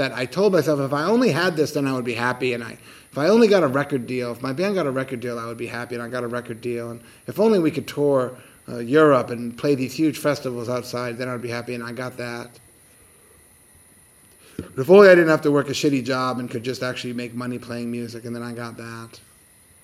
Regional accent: United States; I'm from America

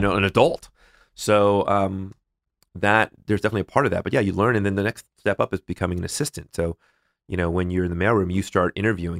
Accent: Northern California, United States; also born or lived in Los Angeles, California; I grew up in Northern California.

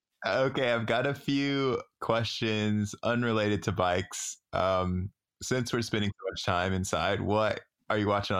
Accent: Oklahoma, United States; moved away; I was born in Oklahoma and like lived there for a little bit

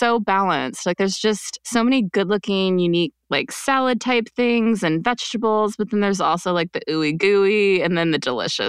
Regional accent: Midwest, United States; moved away; also born or lived in Quebec, Canada; I didn't grow up eating a lot of like seafood and growing up in the Midwest. I mean, actually, yeah, I grew up in Quebec years later

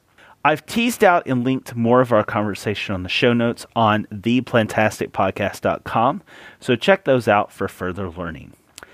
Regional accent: Tennessee, United States; Growing up in Tennessee

